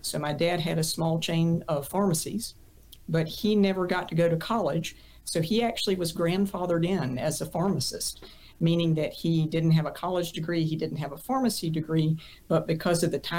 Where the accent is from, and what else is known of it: Kannapolis, North Carolina, United States; born or raised there